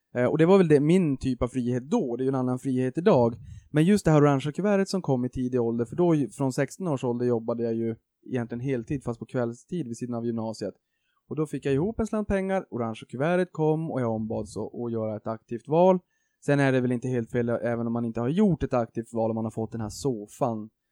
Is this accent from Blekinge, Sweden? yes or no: no; Boden, Norrbotten County, Sweden; moved away; jag kommer från Boden från första början uppe i Norrbotten